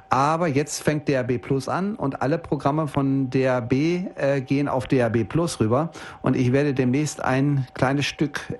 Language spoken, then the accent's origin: German; Bielefeld, North Rhine-Westphalia, Germany; Ich komme ja nur aus Norddeutschland, aus dem schönen Bielefeld.